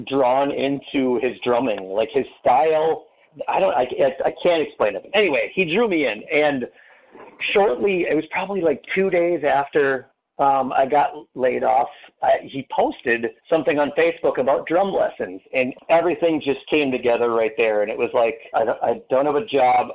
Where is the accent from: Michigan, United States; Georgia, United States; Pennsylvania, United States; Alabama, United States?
Michigan, United States; Menominee; moved away as an adult; now in Fox Valley, Wisconsin, United States; I grew up in Menominee, Michigan